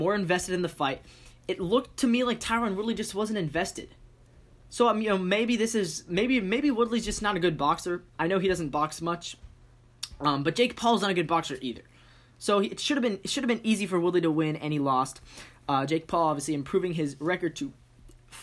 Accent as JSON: {"language": "English", "town": "Seattle", "region": "Washington", "country": "United States", "said": "I'm from Seattle"}